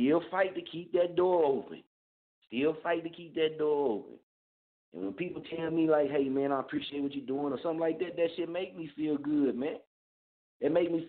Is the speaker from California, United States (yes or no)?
no; Muskogee, Oklahoma, United States; born or raised there; now in Wichita, United States